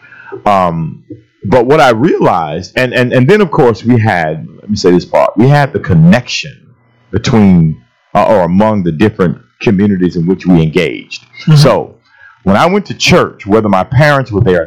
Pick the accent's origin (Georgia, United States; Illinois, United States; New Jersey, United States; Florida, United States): Florida, United States; St. Petersburg; growing up in St. Petersburg